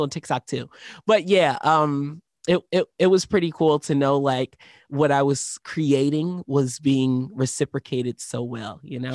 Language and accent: English; Philadelphia, Pennsylvania, United States; moved away; I was born in Philadelphia, Pennsylvania